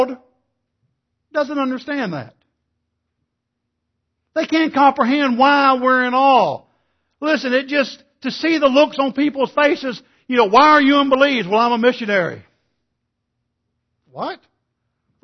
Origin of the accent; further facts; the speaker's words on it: East Texas, United States; growing up in East Texas, you know, it's like South Arkansas, the Bible Belt